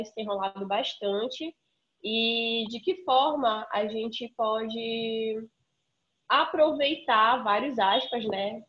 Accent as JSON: {"language": "Portuguese", "region": "Amazon", "country": "Brazil"}